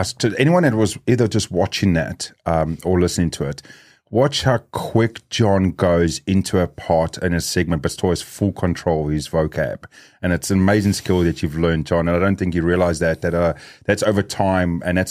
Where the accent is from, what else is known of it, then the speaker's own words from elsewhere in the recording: South Africa; and also raised as South African, we are a very loud community, very fast-speaking community. So most times if there's more than one of us South Africans in the room, it gets very loud